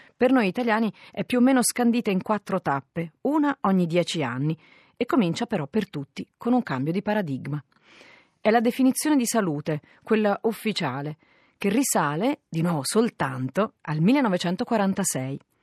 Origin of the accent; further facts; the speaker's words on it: Italy; noi italiani